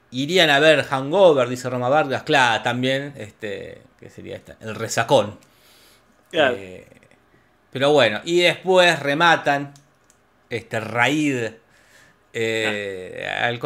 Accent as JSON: {"language": "Spanish", "town": "Villa General Belgrano", "region": "Córdoba", "country": "Argentina", "said": "Si es un lugar de Alemania y si yo soy de Villa General Belgrano, este, les puedo explicarlo, pero bueno."}